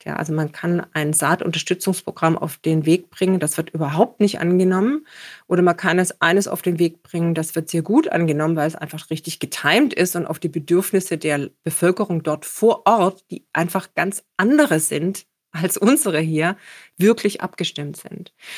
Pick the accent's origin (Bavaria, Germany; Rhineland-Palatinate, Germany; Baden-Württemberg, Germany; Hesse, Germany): Baden-Württemberg, Germany; Stuttgart; moved away; also born or lived in Copenhagen; in meiner Heimatstadt Stuttgart, in der ich immer noch viel Zeit verbringe